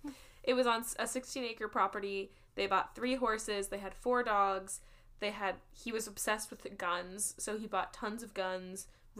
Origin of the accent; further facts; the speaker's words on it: Maysbrook, West Midlands, United Kingdom; I'm from Maysbrook in Shropshire.